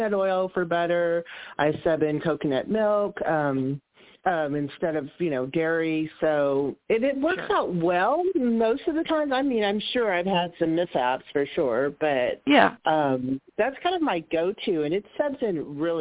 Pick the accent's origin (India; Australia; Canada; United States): United States; Northern California; moved away as an adult; also born or lived in Texas; now in Austin, United States; I am from California